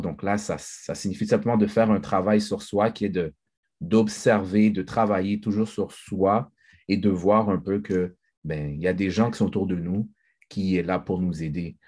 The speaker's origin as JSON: {"language": "French", "country": "Haiti", "said": "moi, je suis haïtien, je, suis fier d'être haïtien"}